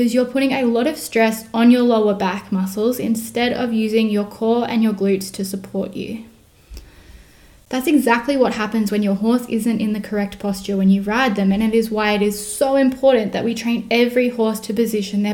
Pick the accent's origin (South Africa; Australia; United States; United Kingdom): Australia; I am Australian